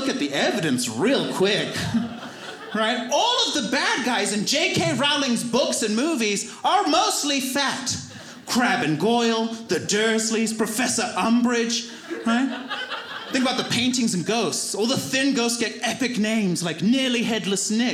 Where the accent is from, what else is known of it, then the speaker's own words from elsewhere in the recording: Zimbabwe; moved away; My whole community believed that in Zimbabwe